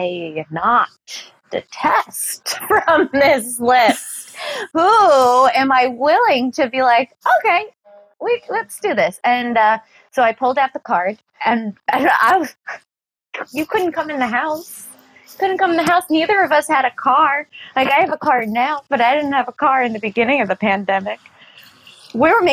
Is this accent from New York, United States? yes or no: yes; New York City, New York, United States; I'm a New Yorker.